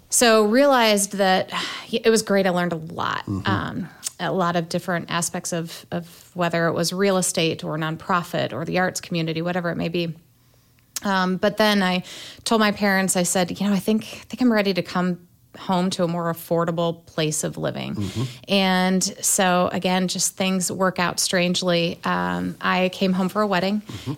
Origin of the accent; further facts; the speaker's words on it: Fort Wayne, Indiana, United States; born and raised in Fort Wayne, south side of town in the 07